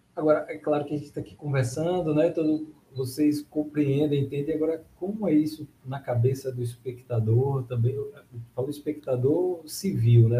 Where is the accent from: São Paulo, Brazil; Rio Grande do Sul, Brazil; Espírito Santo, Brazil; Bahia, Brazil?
Bahia, Brazil; para mim também, que sou baiano, essa referência nordestina